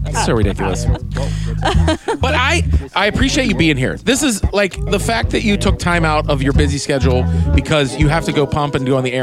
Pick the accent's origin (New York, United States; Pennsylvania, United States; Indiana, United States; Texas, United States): Pennsylvania, United States; Pittsburgh; accent: Pittsburgh; my Pittsburgh comes out hard